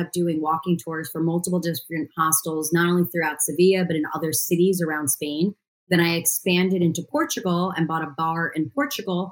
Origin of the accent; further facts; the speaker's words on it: New York City, New York, United States; As a New Yorker, I am very happy that I actually have green space where I live